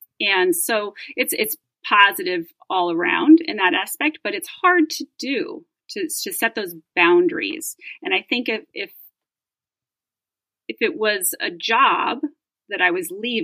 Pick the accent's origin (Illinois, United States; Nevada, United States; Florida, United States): Nevada, United States; Reno; I grew up in Reno